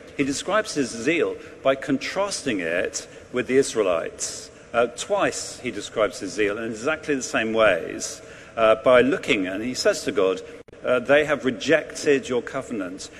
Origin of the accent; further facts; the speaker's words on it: England, United Kingdom; now in London, United Kingdom; as an Englishman